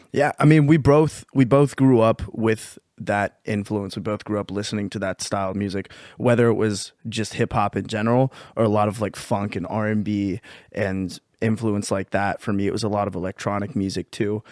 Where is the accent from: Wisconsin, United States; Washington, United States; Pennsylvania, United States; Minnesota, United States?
Pennsylvania, United States; we're from Pennsylvania